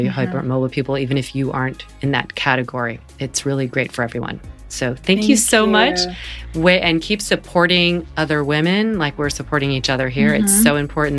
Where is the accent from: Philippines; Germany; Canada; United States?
United States; North Carolina; I'm from North Carolina